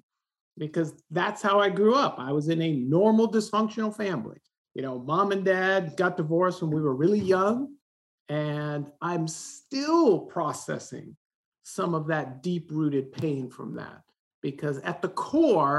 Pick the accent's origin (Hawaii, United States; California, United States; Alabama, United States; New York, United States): California, United States; Southern; I grew up here in Southern California.